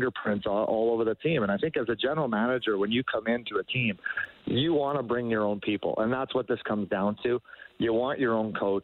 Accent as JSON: {"language": "English", "town": "Edmonton", "region": "Alberta", "country": "Canada", "tie": "born or raised there", "moved": "yes", "said": "I grew up in Edmonton"}